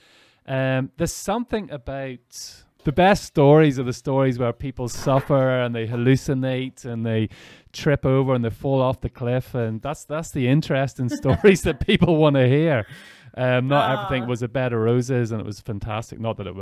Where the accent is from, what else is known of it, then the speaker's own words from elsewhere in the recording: Ireland; We don't want it to be that, especially I'm coming from Ireland as well.